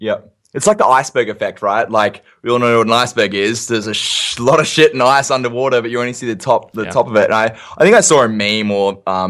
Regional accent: Perth, Western Australia, Australia; where I'm from Perth in WA, it's like the second most isolated capital city in the world behind Honolulu, fun fact.

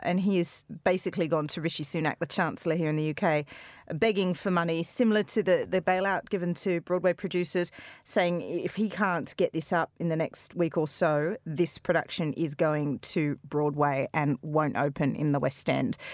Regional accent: Australia; now in United Kingdom; in Australia we get on the booze that early all the time

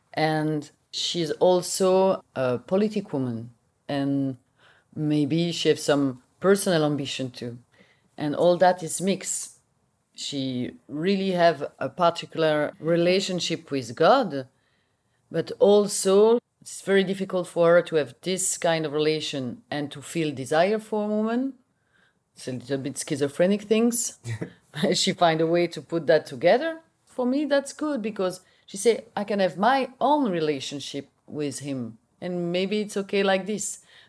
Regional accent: Belgium; English is a second language; maybe speak a little bit Dutch because I'm from Belgium. I speak Dutch.

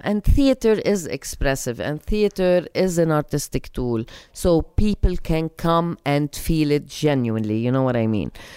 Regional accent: Lebanon; moved away as an adult; also born or lived in United States; I come back to Lebanon from the States

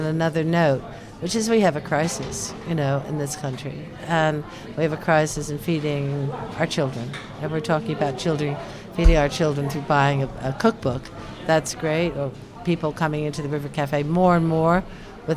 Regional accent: United States; now in London, United Kingdom; it's my own country, the United States

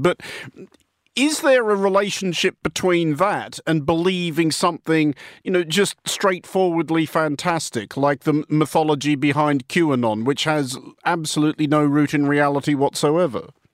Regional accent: Australia; as an Australian

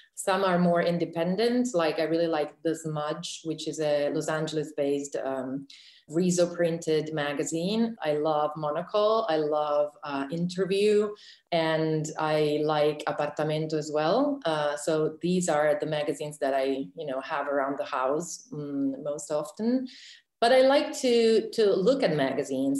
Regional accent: Reggio Emilia, Emilia-Romagna, Italy; in Reggio Emilia, which is my hometown

